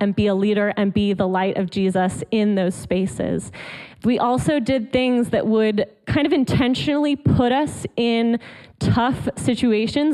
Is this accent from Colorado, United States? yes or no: yes; Colorado, United States; moved away as an adult; also born or lived in Atlanta, Georgia; now in Georgia, United States; I actually lived in Colorado, where I grew up. So I'm not a Georgia native, not a Southern girl native, but I like to think of myself as a convert. I love the South, but I was raised in Colorado